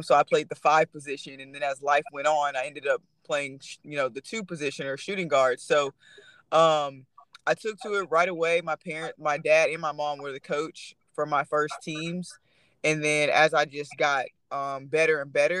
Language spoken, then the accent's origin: English; Texas, United States; growing up in Texas